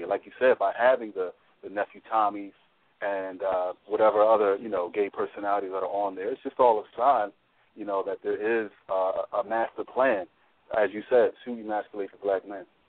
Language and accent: English; Philadelphia, Pennsylvania, United States; born and raised in Philly